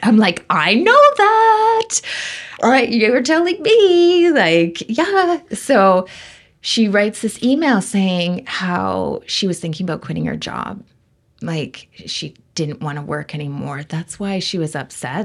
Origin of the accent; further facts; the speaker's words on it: Vancouver, British Columbia, Canada; I grew up in Vancouver